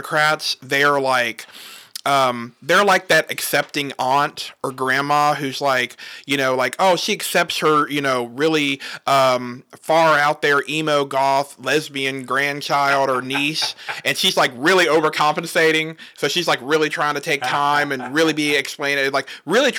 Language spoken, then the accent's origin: English; Southern Virginia, United States; also born or lived in Alexandria, Virginia; I lived there for the first few years, and then I moved to Southern Virginia, so really close to the border